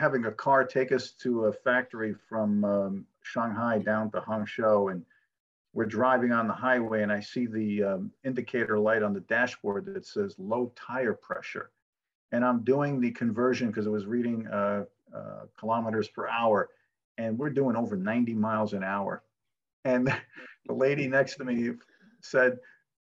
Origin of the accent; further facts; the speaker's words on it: New York City, New York, United States; moved away as an adult; also born or lived in Phoenix / Scottsdale / Thousand Oaks; I grew up in New York City